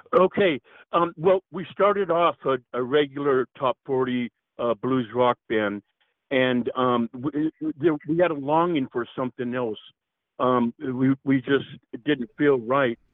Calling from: Tehachapi, California, United States; I'm calling in from Tehachapi, California

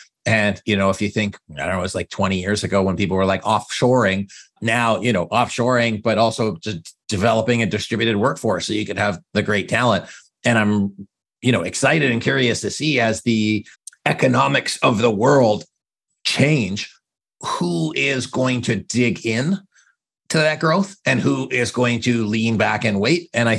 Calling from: Canada; And I'm calling from Canada.

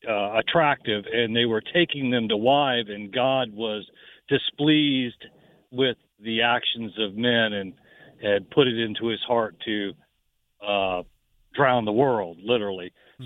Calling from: Jacksonville, Florida, United States

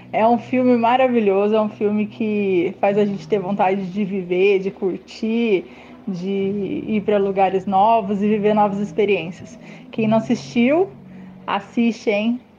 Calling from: Aparecida, São Paulo, Brazil; sou de Aparecida.

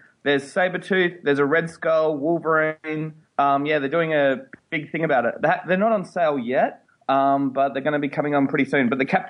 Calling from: Western Australia, Australia; calling from Australia, Western Australia.

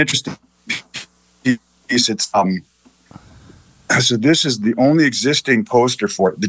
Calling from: Prior Lake, Minnesota, United States; Prior Lake, Minnesota for the holiday.

